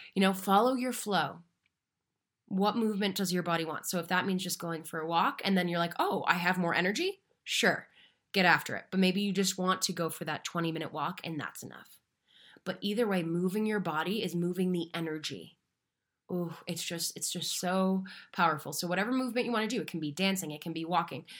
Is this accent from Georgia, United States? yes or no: no; Marshfield, Massachusetts, United States; now in Denver, United States; I am located in Denver, Colorado, though I am from Little Beach Town, just south of Boston, called Marshfield, Massachusetts